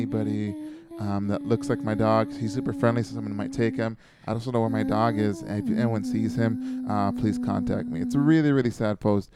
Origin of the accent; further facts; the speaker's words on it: Canada; I am Canadian